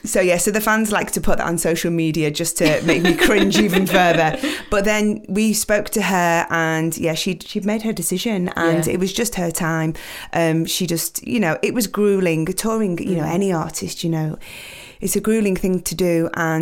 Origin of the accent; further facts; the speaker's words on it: United Kingdom; you know, being British, always flying the flag around the world, to be at the Olympics and be able to perform again, you know, it was an honor for us